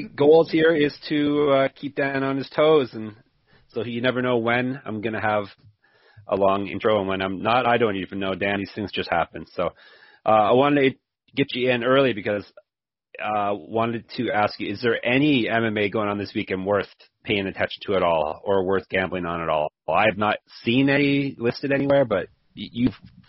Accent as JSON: {"language": "English", "country": "Canada", "said": "I guess I'm Canadian, but we just had a long weekend."}